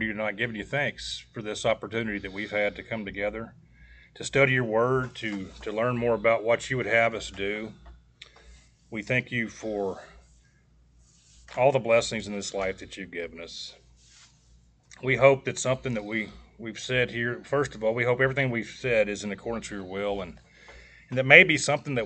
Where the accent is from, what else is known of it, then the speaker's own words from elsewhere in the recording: White Bluff, United States; I think we all came from White Bluff